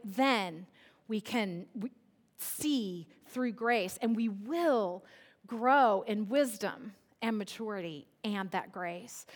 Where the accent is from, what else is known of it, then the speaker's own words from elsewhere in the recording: Central California, United States; I grew up in Central California where it is virtually a desert